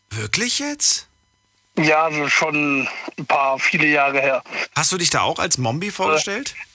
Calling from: Kehl, Baden-Württemberg, Germany

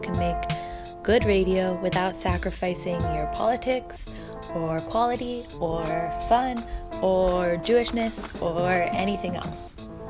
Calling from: New York, United States; I'm calling from Brooklyn, New York.

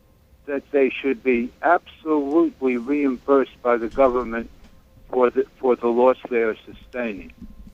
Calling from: Williamsburg, New York, United States; I'm from Williamsburg.

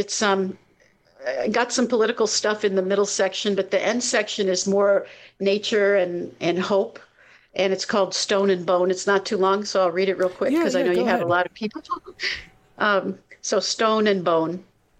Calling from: Connecticut, United States

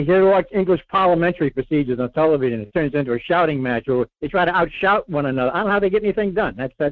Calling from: Rhode Island, United States; Hey, Mike. It's … in Rhode Island.

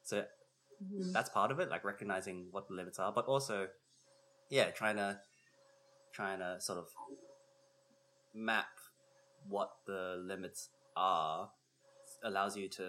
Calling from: Chicago, Illinois, United States; And I'm …. I'm coming from Chicago, and which are the traditional lands of the Potawatomi.

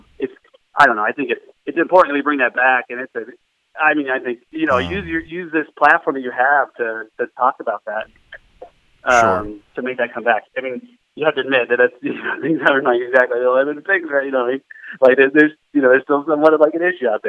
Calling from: Phoenix, Arizona, United States; I'm calling from Phoenix, Arizona.

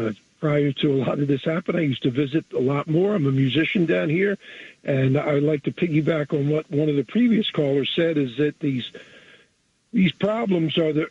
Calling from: Jersey Shore, New Jersey, United States; I'm calling from the Jersey Shore.

